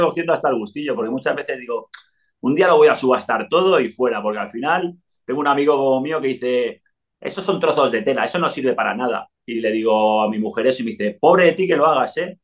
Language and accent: Spanish; Spain; moved away as an adult; also born or lived in Italy / Mexico / Andorra; había crecido en, España.